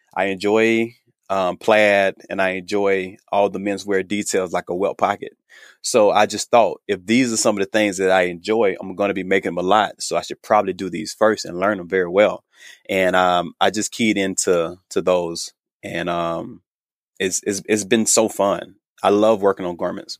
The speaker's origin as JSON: {"language": "English", "town": "Thomasville", "region": "Georgia", "country": "United States", "moved": "as an adult", "lives_now": "Los Angeles, United States", "said": "I am from Thomasville, Georgia"}